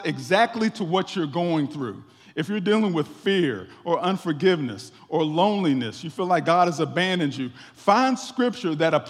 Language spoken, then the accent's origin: English; West Virginia, United States; moved away; I went back to my home state of West Virginia